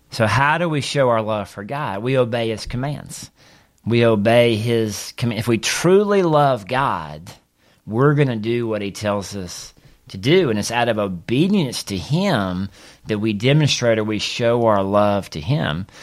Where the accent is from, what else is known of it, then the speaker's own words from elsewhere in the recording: Mississippi, United States; as a young boy growing up in Mississippi